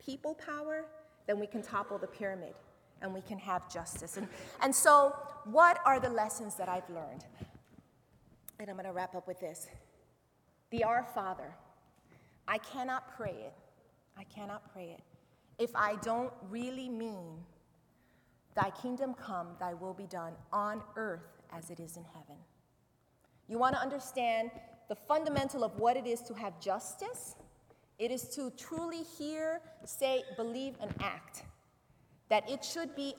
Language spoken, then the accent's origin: English; New York City, New York, United States; I grew up in the Bronx River Projects on Bronx River Avenue in the Bronx River neighborhood